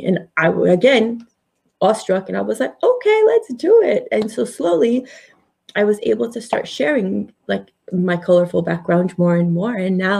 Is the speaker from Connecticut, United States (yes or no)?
yes; Connecticut, United States; also born or lived in India; So I was born in India. Mm-hmm. We moved here to Connecticut in 1979